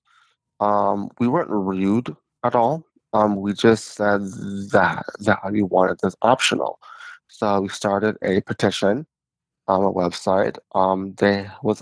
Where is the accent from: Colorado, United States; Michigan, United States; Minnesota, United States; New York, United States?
Michigan, United States; Ann Arbor; also born or lived in Pennsylvania; I was born in Ann Arbor, Michigan